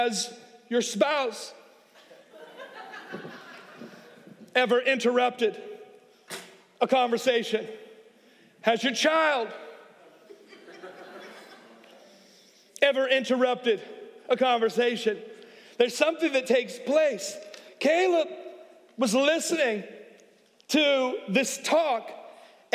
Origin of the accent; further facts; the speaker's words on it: Oakland, California, United States; now in Atlanta, United States; I'm from Oakland